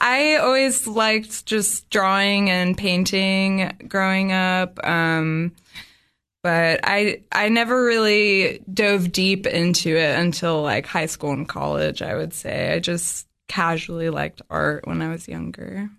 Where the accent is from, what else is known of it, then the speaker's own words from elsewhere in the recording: Dorset, Vermont, United States; also born or lived in Boston; now in Cookeville, United States; I grew up in southern Vermont in a really small town called Dorset, uh, close to the New York